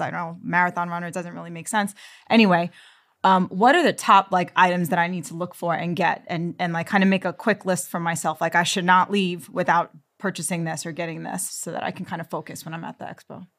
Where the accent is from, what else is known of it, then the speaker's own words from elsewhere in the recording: New York City, New York, United States; I'm from Queens, New York